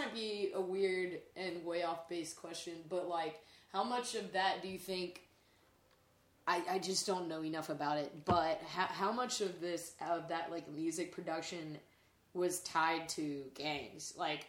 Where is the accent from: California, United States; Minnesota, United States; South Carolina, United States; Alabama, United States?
South Carolina, United States; Lancaster; now in Chicago, United States; I was from Lancaster, South Carolina, and everybody called it LA.